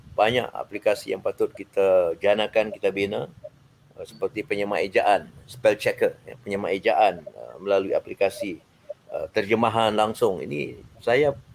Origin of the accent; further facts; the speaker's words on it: Malaysia; kita sebagai orang Malaysia